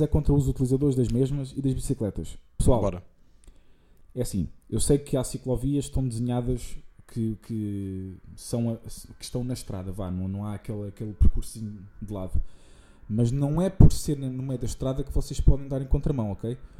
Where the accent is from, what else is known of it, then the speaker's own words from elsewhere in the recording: Santarém, Santarém District, Portugal; de onde nós somos, de Santarém.